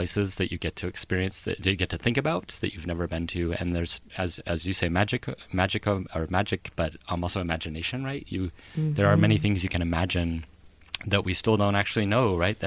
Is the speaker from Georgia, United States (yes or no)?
no; Idaho, United States; I grew up in Idaho many, many decades ago